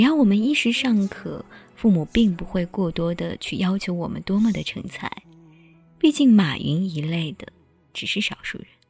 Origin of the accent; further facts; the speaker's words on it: China; 我们中国人